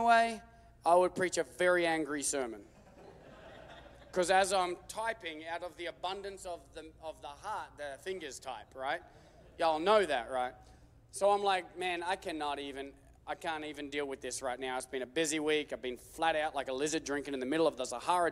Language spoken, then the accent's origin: English; Australia; I'm Australian